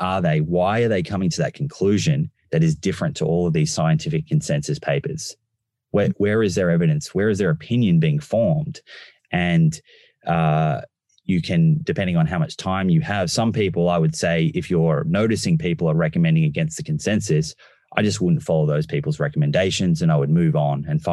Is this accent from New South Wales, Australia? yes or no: no; Melbourne, Victoria, Australia; I grew up in Melbourne